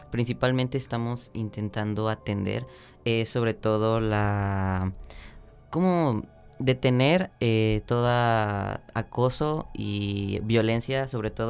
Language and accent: Spanish; Xalapa, Veracruz, Mexico; born there; Ajá, yo nací aquí en Jalapa.